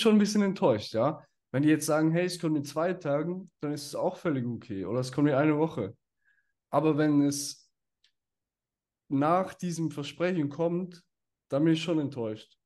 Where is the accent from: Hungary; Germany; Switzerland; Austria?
Switzerland